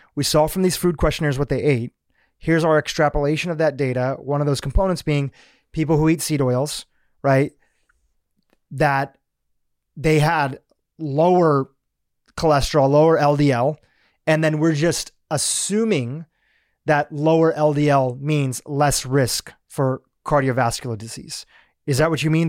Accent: United States; also born or lived in Kenya; we mostly grew up in the States

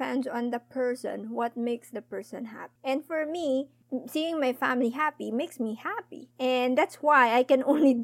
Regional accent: Philippines; We, as in Filipino

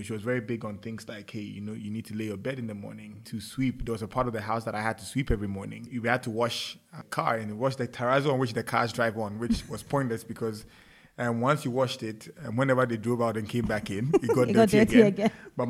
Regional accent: Ghana; Life in Ghana has been exciting. I had a quintessential parent.

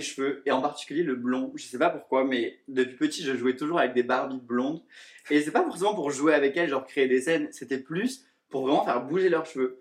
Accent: southern France, France; moved away as an adult; now in Paris, France; je suis originaire du sud de la France et je travaille sur Paris depuis 3 ans maintenant

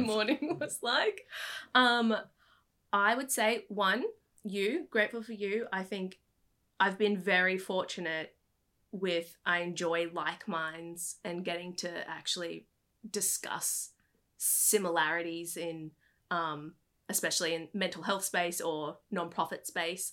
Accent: Brisbane, Queensland, Australia; moved away as an adult; also born or lived in New York / California; I was born and raised in Brisbane

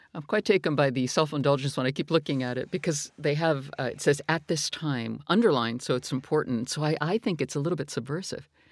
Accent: McKeesport, Pennsylvania, United States; moved away as an adult; now in United Kingdom; McKeesport is where I was born. It's where my grandparents lived.

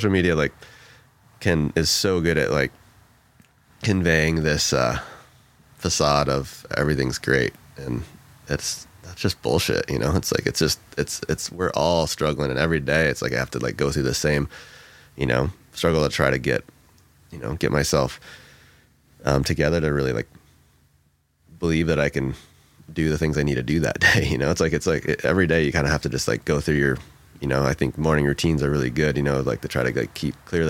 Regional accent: Michigan, United States; moved away as an adult; now in Oregon, United States; I grew up in Michigan, moved out west like 20 years ago

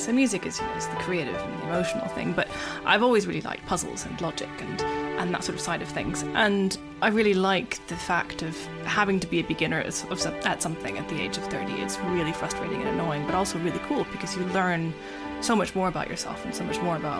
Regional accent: United States; I grew up in America

